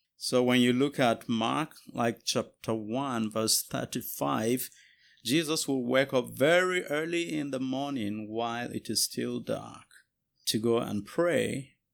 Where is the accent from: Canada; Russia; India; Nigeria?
Nigeria; Jos, Plateau; moved away as an adult; now in United States; I am a pastor from Jos, Nigeria, uh, but here in the U S, uh, going to school